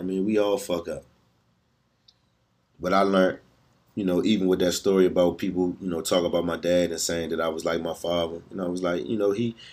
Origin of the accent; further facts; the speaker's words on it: Washington, District of Columbia, United States; Good times growing up in Southeast, man. Good times going down Eastover